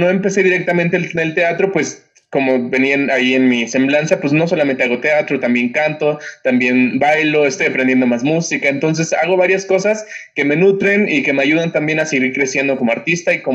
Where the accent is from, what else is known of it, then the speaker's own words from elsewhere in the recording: Oaxaca, Mexico; moved away; also born or lived in Mexico City; yo vengo de Oaxaca y, y quizás son un poquito pretencioso, pero, pero ser de Oaxaca sí marca, marca bastante.